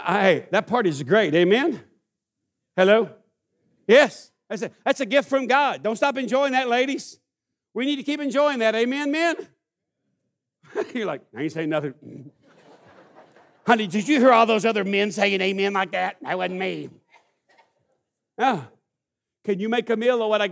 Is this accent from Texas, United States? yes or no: yes; East Texas, United States; I grew up in East Texas